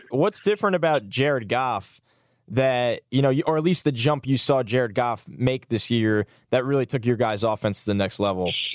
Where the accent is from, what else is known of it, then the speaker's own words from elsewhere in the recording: New York, United States; I'm a New Yorker.